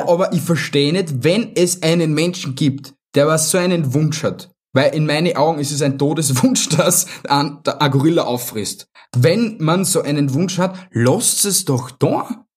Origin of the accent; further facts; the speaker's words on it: Vienna, Austria; bei uns in Wien